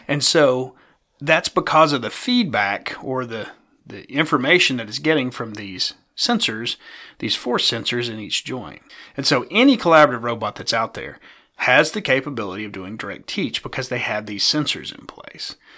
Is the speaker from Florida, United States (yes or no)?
no; East Tennessee, United States; accent: East Tennessee; my East Tennessee accent